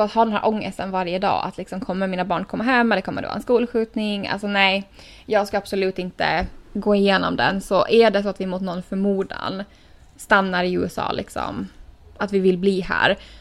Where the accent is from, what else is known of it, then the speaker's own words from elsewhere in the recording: Åland Islands; moved away as an adult; now in United States; hemma på Åland